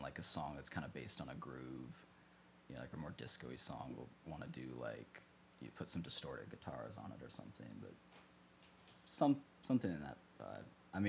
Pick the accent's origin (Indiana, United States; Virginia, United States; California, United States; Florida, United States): Virginia, United States; Lynchburg; moved away as an adult; also born or lived in Williamsburg; now in Richmond, United States; I grew up in Lynchburg